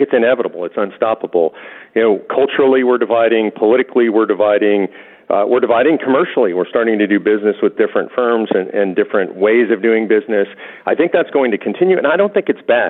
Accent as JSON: {"language": "English", "region": "Texas", "country": "United States", "said": "my home state of Texas"}